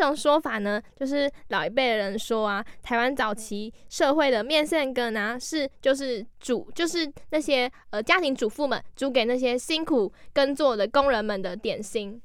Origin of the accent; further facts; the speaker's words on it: Keelung, Taiwan; 因为我是基隆人嘛